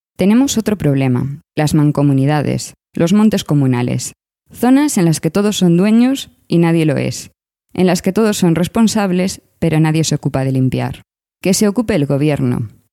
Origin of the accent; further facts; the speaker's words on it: Galicia, Spain; moved away; Yo, como gallega emigrada